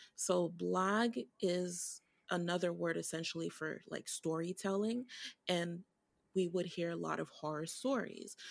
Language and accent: English; Haiti; now in Brooklyn, United States; I grew up in Haiti, so I, l, I, I was born here, I was born here in Brooklyn, but I lived in Haiti